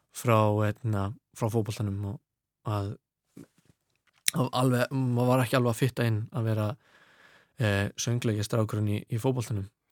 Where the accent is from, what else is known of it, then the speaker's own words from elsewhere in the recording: Reykjavík, Capital Region, Iceland; moved away as an adult; now in London, United Kingdom; ég ólst upp í Vesturbænum